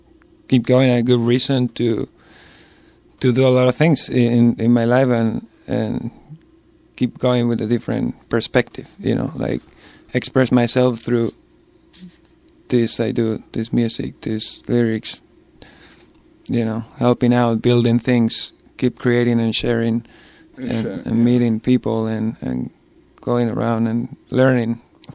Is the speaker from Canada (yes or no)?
no; Madrid, Community of Madrid, Spain; English is a second language; moved away as an adult; also born or lived in Ireland / Australia; now in San Francisco, United States; I'm from Madrid, like we were talking about, and of course I didn't know any English at all at the time